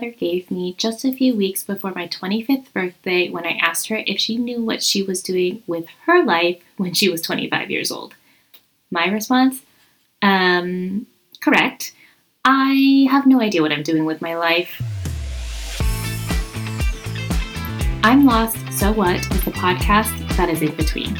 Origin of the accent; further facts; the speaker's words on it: United States; moved away as an adult; now in Spain; Being a Vietnamese American, immigrant living in Spain, having multiple homes